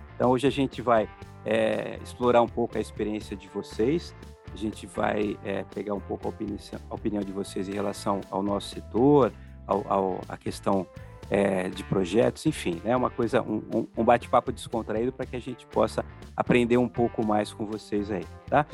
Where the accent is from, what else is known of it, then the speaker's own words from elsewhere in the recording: Paulista, São Paulo, Brazil; eu como paulista